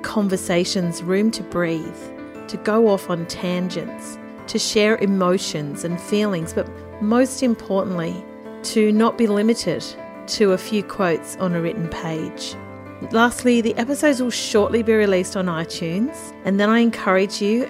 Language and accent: English; Central Coast, New South Wales, Australia; moved away; I grew up on the Central Coast, moved around a bit, and then during the COVID-19 pandemic, returned to live here